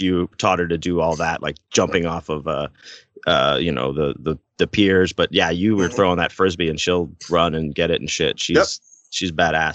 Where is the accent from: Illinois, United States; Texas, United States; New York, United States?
Texas, United States; Houston; we're from Houston